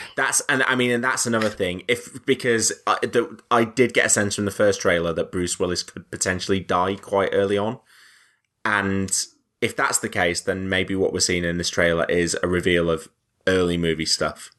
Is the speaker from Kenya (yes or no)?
no; the north of England, United Kingdom; I'm from the north